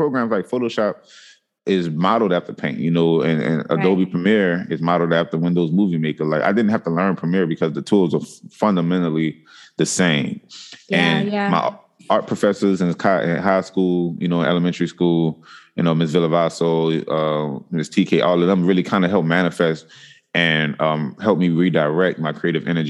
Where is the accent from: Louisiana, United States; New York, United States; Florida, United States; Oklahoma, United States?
Louisiana, United States; New Orleans; I'm from New Orleans